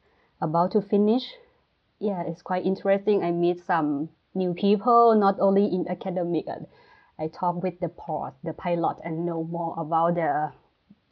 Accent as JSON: {"language": "English", "region": "Bangkok", "country": "Thailand", "also_born_or_lived": "Taiwan", "moved": "as an adult", "lives_now": "Southampton, United Kingdom", "said": "I'm from Bangkok, Thailand"}